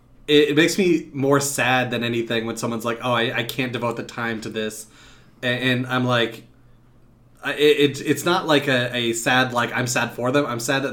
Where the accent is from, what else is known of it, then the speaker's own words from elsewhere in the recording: Arkansas, United States; I'm from Arkansas.